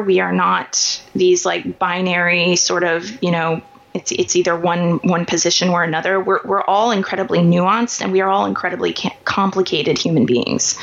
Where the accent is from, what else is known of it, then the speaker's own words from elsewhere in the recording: Kansas City, Missouri, United States; I grew up in Kansas City, Missouri